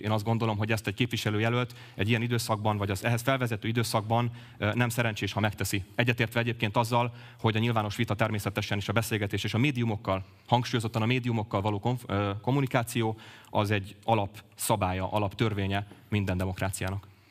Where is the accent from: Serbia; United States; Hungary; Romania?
Hungary; Pécs, Baranya; én elsősorban Pécsi vagyok, másodszorban politikus.